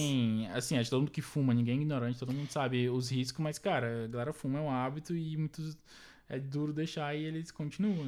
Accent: Brazil; now in France; como brasileiro

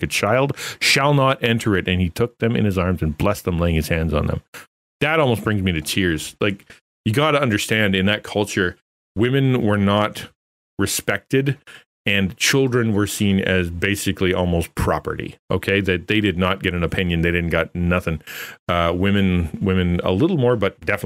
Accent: Canada; I'm Canadian

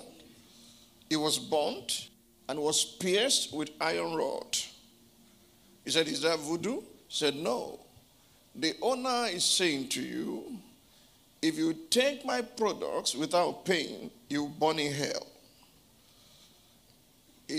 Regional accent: Abeokuta, Ogun State, Nigeria; my hometown

